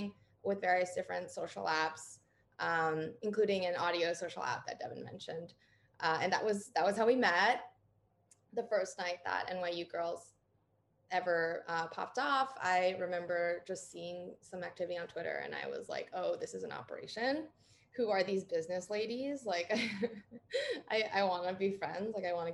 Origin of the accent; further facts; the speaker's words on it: New York, United States; moved away as an adult; also born or lived in Berkeley, California; I grew up in New York State